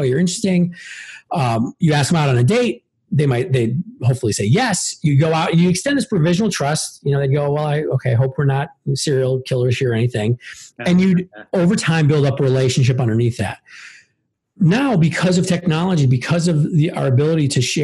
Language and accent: English; Milwaukee, Wisconsin, United States; now in Evanston, United States; Grew up on the south side of Milwaukee